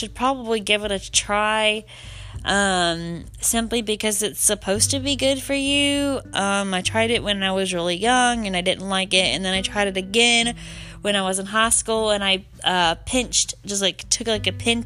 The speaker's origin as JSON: {"language": "English", "region": "the South", "country": "United States", "said": "I'm from the South"}